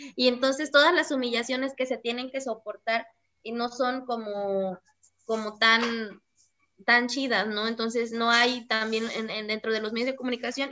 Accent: Cuajinicuilapa, Guerrero, Mexico; yo vivo en Cuajinicuilapa, yo crecí aquí en Cuajinicuilapa y asumo las costumbres y tradiciones de Cuaji

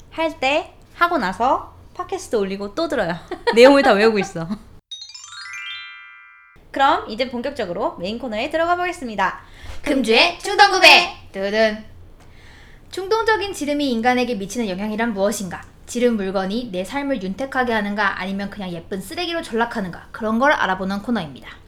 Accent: Gyeonggi Province, South Korea; accent: Gyeonggi accent; 참고로 저는 경기도 악센트를 쓰고요.

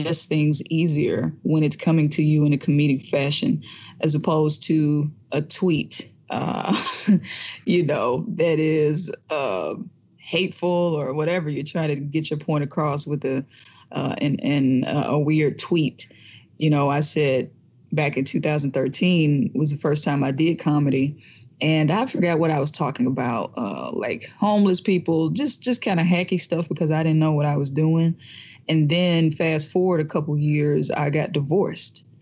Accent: Jackson, Mississippi, United States; moved away as an adult; now in New York, United States; I'm from Jackson, Mississippi. And up until I was 32 years old, I was still living in Jackson, Mississippi

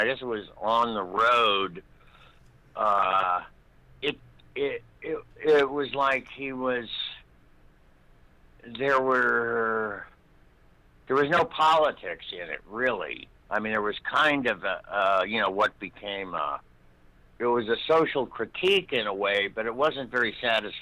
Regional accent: Los Angeles, California, United States; born or raised there; also born or lived in Berkeley, California / Pennsylvania

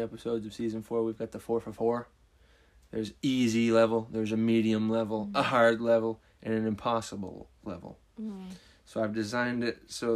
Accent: Vermont, United States; We're from Vermont.

